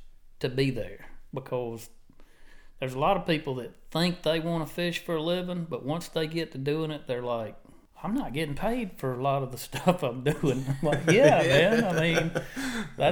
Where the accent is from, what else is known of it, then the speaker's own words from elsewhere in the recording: North Alabama, United States; now in Orange Beach, United States; I was born and raised up in North Alabama, wound up down here. My mom remarried, moved down